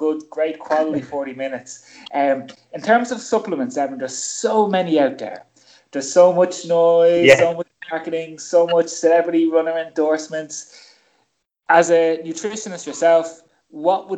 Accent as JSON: {"language": "English", "country": "Ireland", "tie": "born or raised there", "said": "most kids of the 70s and 80s growing up in Ireland, you know, I grew up in a kitchen"}